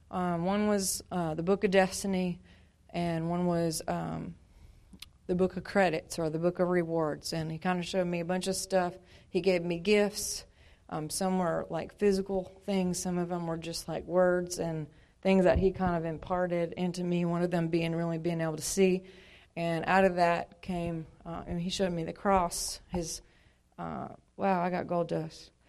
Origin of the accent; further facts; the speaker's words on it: Montana, United States; now in Louisiana, United States; I'm originally from Montana. I've been in Louisiana now since '95. And uh, my dad was in the military, so we traveled a whole bunch, but always went back home to Montana